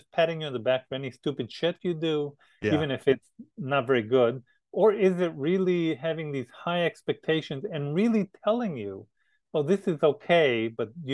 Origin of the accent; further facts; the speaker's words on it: the West, United States; moved away as an adult; I was from the West too